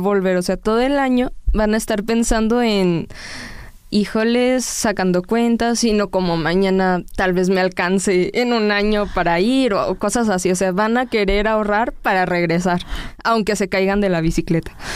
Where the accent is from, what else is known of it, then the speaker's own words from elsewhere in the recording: Mexico; como mexicanos que somos